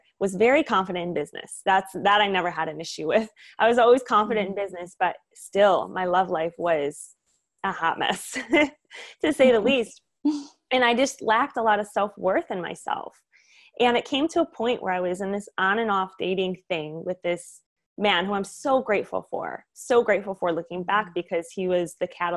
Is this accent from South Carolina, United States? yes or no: no; Michigan, United States; moved away as an adult; also born or lived in Florida; now in California, United States; I grew up in Michigan.